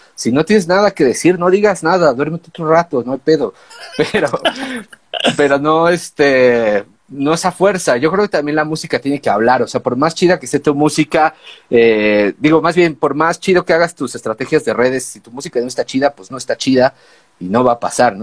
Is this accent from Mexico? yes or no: yes; Mexico City, Mexico; venimos de México